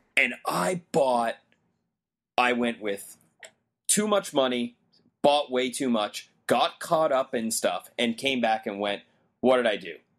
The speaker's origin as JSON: {"language": "English", "country": "Canada", "said": "I'm a Canadian in America"}